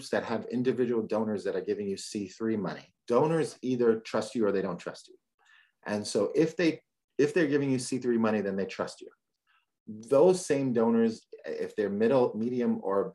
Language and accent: English; New York City, New York, United States; now in California, United States; I'm from the Bronx.